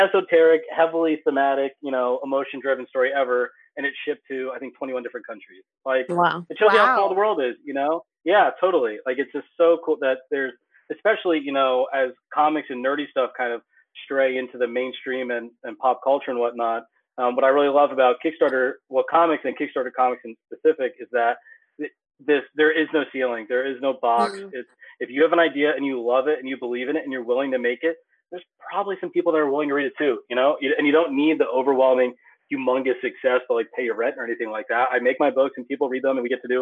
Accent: Pennsylvania, United States; I'm from Middle Nowhere, Pennsylvania. I had a strip mall next to my high school

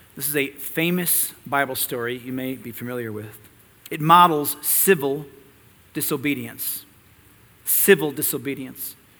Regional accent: United States; We as American Christians

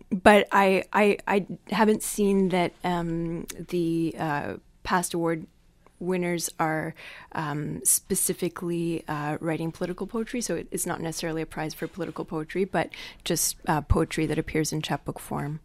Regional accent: Montreal, Quebec, Canada; I grew up in Quebec on the island of Montreal

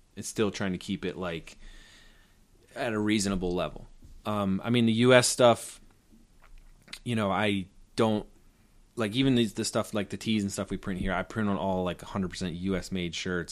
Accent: Baltimore, Maryland, United States; moved away as an adult; also born or lived in Tokyo, Japan / New York City; I, I grew up in Baltimore

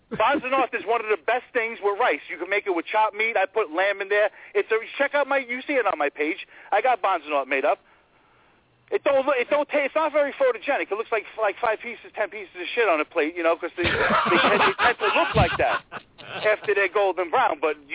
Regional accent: New York City, New York, United States; I'm Italian. I'm from Brooklyn.

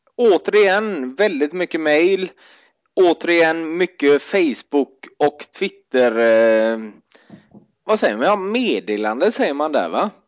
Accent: Gothenburg, Västra Götaland, Sweden; som göteborgare fick vi ju ofta det i Bamba

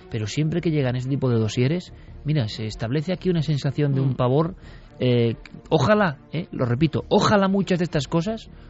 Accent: Vitoria, Basque Country, Spain; muy cerca de donde yo nací.

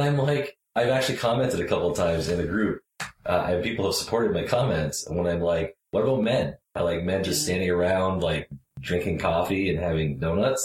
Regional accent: Canada; I'm Canadian

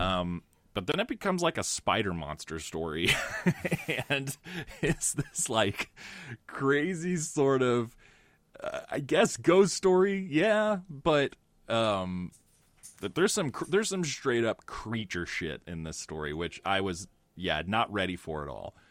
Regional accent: United States; I'm American.

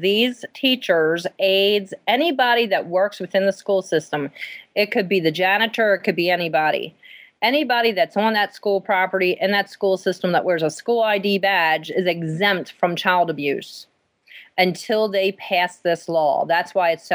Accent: Maryland, United States; moved away as an adult; now in Pennsylvania, United States; we are from Maryland. We lived in Maryland until 4 years ago

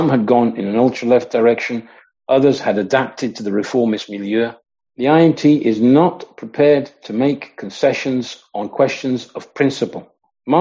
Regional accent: Coventry, West Midlands, United Kingdom; I grew up in Coventry in the Midlands in England.

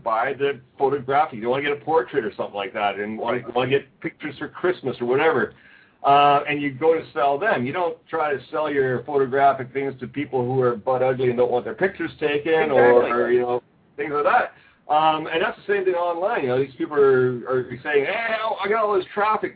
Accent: Canada; now in Osaka, Japan; I'm a Canadian.

